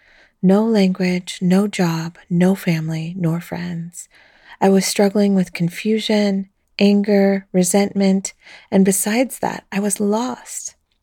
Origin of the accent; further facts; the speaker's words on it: Ecuador; also born or lived in Colombia / United States; now in Belgium; a single mother of three adult children and a grandma of two. I was born in Colombia 54 years ago, raised in Ecuador and the USA, and I now live in Belgium, the country I call home.